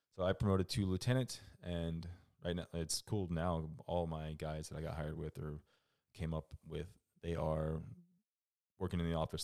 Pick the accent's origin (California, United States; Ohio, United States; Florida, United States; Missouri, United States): Florida, United States; moved away as an adult; I grew up in Florida